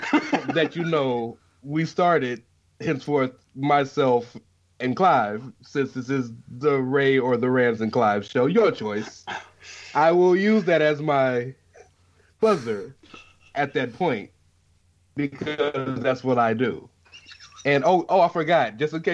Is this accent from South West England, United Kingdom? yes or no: no; Scotland, United Kingdom; since I'm from Scotland, I clearly know where the Black Country is because I'm from Scotland, right?